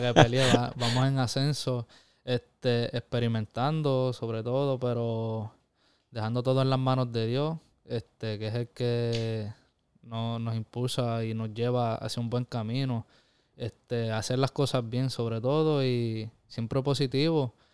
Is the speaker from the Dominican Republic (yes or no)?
no; Corozal, Puerto Rico; mi pueblo, Corozal